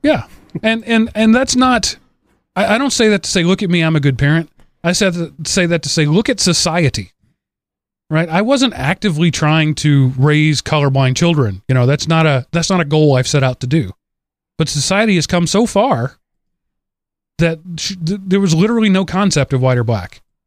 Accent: North Texas, United States; moved away; I'm from North Texas.

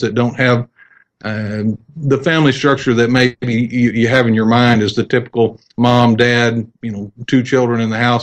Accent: Texas, United States; also born or lived in Wills Point, Texas / Lindale, Texas; I grew up in Clear Creek School District south of Houston

